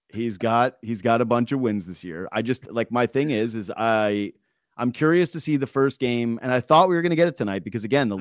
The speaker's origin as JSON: {"language": "English", "region": "Yukon", "country": "Canada", "tie": "born or raised there", "said": "growing up in the Yukon and you play on the the the, the provincial team or the territory team"}